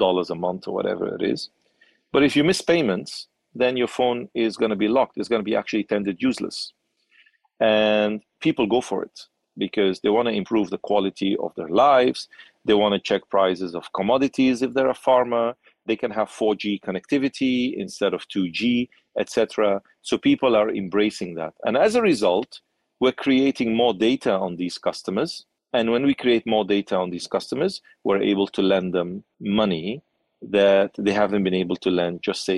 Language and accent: English; Nigeria; growing up in Nigeria